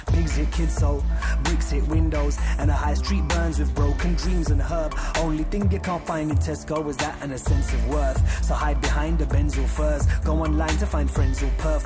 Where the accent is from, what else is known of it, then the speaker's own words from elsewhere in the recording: United Kingdom; me in the U K